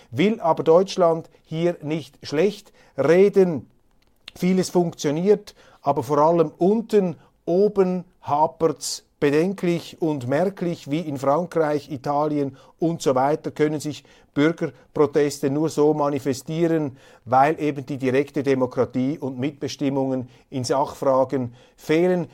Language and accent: German; Switzerland; accent: Swiss German